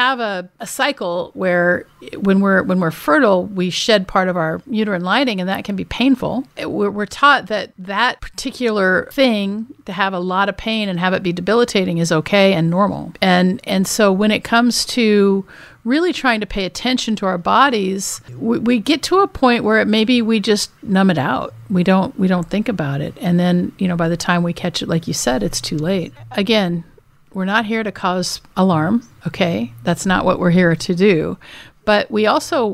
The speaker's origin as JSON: {"language": "English", "region": "Washington", "country": "United States", "tie": "born or raised there", "said": "I grew up in Washington State, not too far from Canada"}